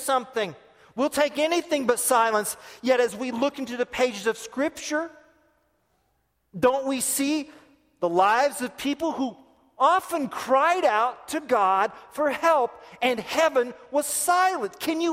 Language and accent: English; United States; I'm an American